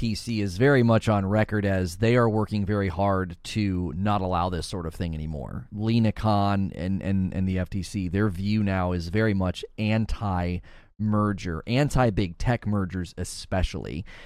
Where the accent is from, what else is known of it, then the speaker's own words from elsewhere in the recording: United States; As an American